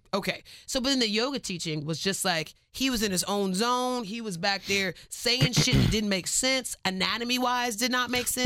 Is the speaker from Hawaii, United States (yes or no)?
no; Cypress, Texas, United States; I am from Cyprus